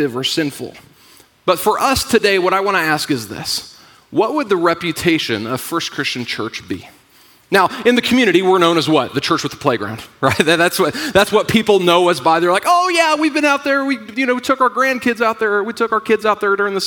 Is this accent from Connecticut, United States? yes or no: no; Indiana, United States; moved away; I'm from Indiana